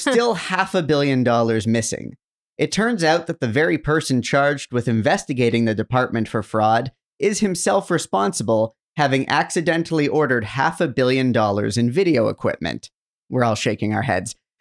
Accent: Canada

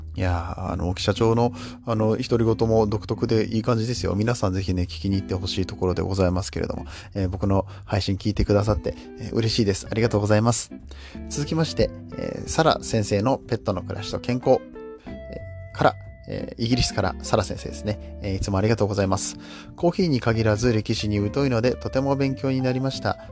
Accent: Japan

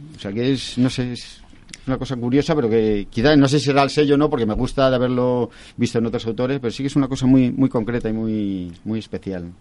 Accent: Castile and León, Spain; mi pueblo es un pueblecillo que tiene, tiene 150 habitantes

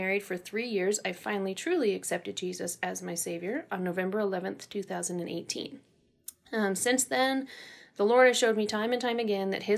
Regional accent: Colorado, United States; also born or lived in Wyoming; I was born in Wyoming and mostly raised here in Colorado

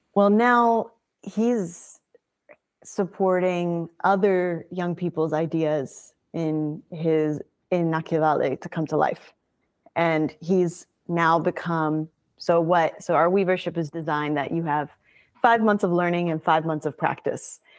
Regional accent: Birmingham, Alabama, United States; landed up in Birmingham, Alabama, where I was raised from three to eighteen years old

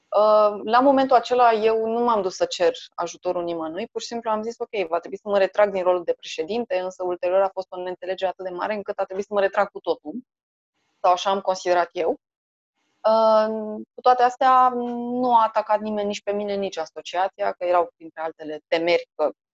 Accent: Bucharest, Romania; born or raised there

